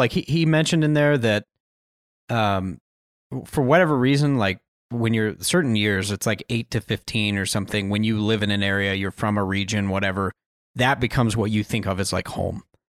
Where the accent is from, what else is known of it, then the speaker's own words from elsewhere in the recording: Western United States, United States; I was born and raised in the West, Western United States. So that really feels like home.